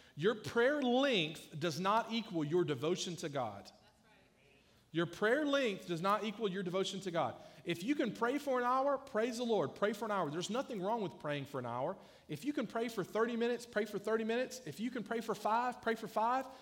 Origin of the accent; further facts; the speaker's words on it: South Georgia, United States; I grew up in South Georgia where a lot of people can barely read and write